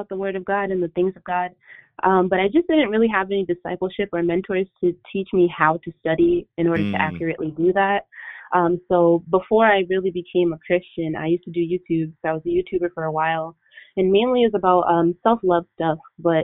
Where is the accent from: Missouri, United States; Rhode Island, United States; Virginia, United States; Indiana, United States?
Rhode Island, United States; also born or lived in Boston, Massachusetts; I'm from Rhode Island. I was actually originally born in Boston, Massachusetts.